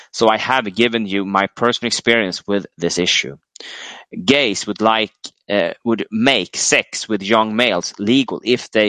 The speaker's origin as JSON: {"language": "English", "country": "United States", "tie": "born or raised there", "said": "as a teenage male growing up in America in the sexual revolution 70s, I was uh, targeted by older males."}